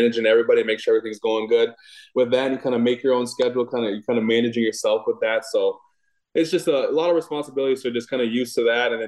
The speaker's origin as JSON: {"language": "English", "town": "Watertown", "country": "United States", "tie": "born or raised there", "also_born_or_lived": "Malibu, California / Cedar Falls, Iowa", "moved": "as an adult", "said": "Watertown, oh goodness, was 2,300 people was in my town when I was younger"}